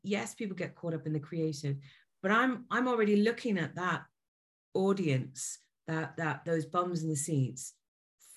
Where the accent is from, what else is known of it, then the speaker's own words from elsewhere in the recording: Ireland; also born or lived in Libya; being Irish